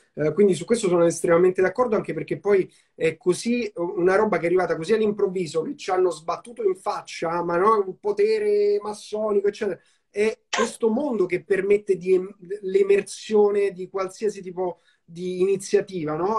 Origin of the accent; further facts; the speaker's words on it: Rome, Lazio, Italy; io sono cresciuto a Roma